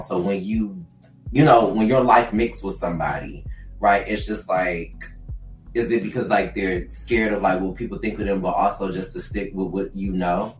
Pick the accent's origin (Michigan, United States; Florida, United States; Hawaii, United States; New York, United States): Michigan, United States; Detroit; I grew up in Detroit, Michigan, so being a northerner like is very different from southern folks